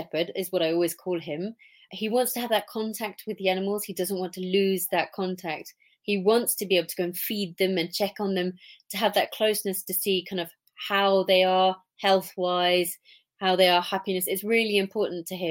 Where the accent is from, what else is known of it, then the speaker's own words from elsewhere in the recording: England, United Kingdom; now in Switzerland; because I'm English, obviously, I love going back to England